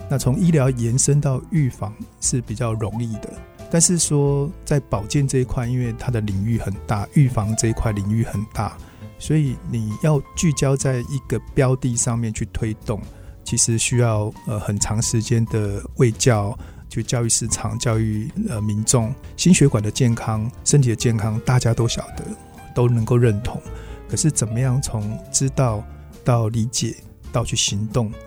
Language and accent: Chinese; Hsinchu, Taiwan; 我是一个在新竹出生长大的孩子哦，那我在就读新竹中学的时候